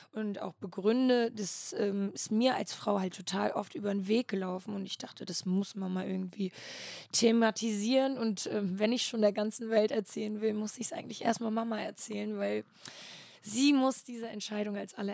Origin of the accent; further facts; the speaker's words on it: Flensburg, Schleswig-Holstein, Germany; Flensburg, Flensburg, ganz oben.